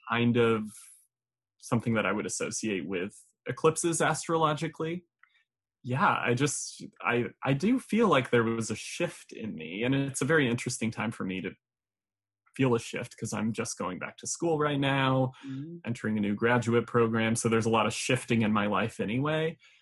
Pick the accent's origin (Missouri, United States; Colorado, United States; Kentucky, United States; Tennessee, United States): Colorado, United States; now in New York, United States; I'm originally from Colorado